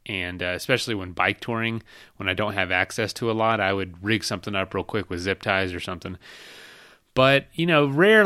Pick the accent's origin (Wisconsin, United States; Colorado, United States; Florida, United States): Florida, United States; Polk County, Central; moved away; I'm from Florida. I'm from Central Florida, Polk County